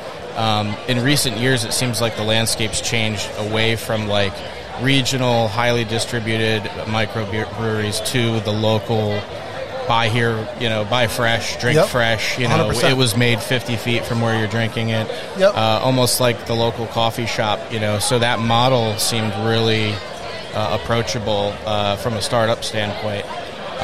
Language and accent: English; New England, United States; moved away; I'm from New England. Like I kind of grew up with some of the folks, you know, near like Treehouse